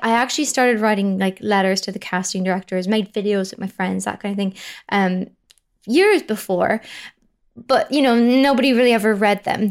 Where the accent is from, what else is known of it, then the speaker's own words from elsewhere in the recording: County Louth, Ireland; County Louth. It's a place called County Louth, um, which is on the east coast, sort of, uh, an hour north of Dublin.